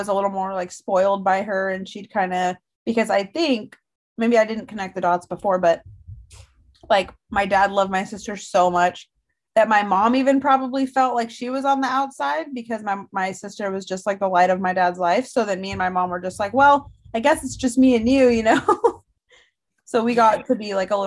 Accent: Northern California, United States; I grew up in Northern California

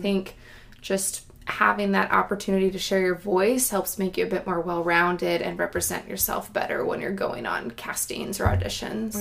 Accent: Granite Bay, California, United States; moved away as an adult; now in Oregon, United States; the town I grew up in is called Granite Bay

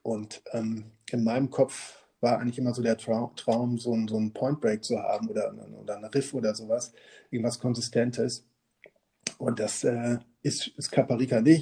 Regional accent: Münster, North Rhine-Westphalia, Germany; moved away; wir kommen beide aus Münster

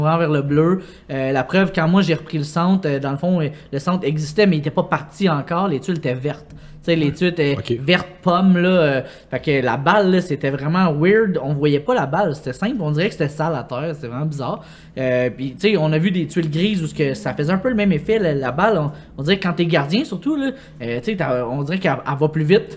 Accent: Longueuil, Quebec, Canada; je viens de Longueuil

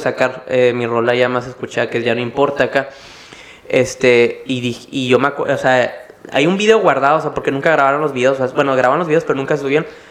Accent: Mexicali, Baja California, Mexico; soy yo de Mexicali

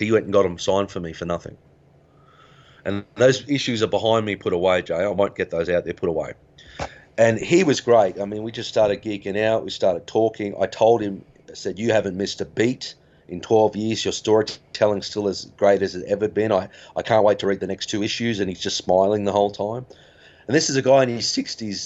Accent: Griffith, New South Wales, Australia; when we grew up in Griffith

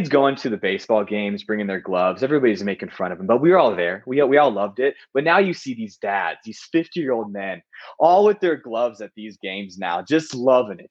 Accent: Nashville, Tennessee, United States; I'm from Nashville

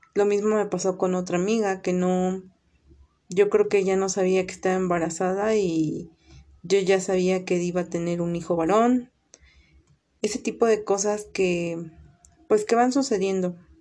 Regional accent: Veracruz, Mexico; now in State of Mexico, Mexico; soy originaria de Veracruz y actualmente radico en el Estado de México

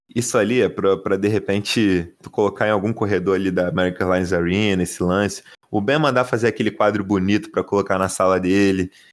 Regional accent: Rio de Janeiro, Brazil; no high school aqui da minha terra, chamada Cidade de Deus

